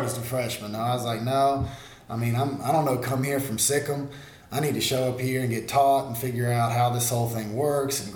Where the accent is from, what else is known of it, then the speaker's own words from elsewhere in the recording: Monroe, Louisiana, United States; I'm right here in Monroe.